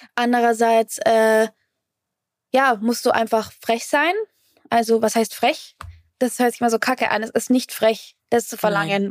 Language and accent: German; Fürth, Bavaria, Germany; in Fürth, wo ich, äh, wo ich aufgewachsen bin